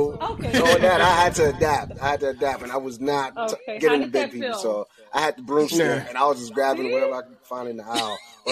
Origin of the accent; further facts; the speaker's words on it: New York City, New York, United States; moved away; I'm from New York City.